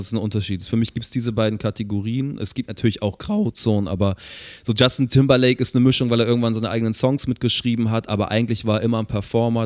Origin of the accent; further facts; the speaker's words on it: Hamburg, Germany; ich als Hamburger